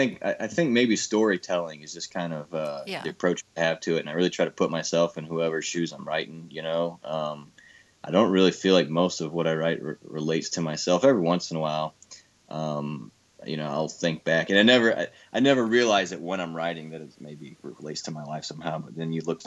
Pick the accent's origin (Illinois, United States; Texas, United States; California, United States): Illinois, United States; Belleville; moved away as an adult; now in Nashville, United States; I'm from a town called Belva, Illinois